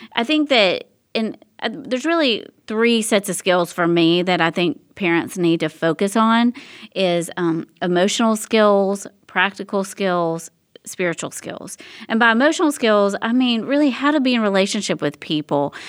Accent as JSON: {"language": "English", "region": "Tennessee", "country": "United States", "moved": "yes", "lives_now": "Texas, United States", "said": "I'm originally from Tennessee"}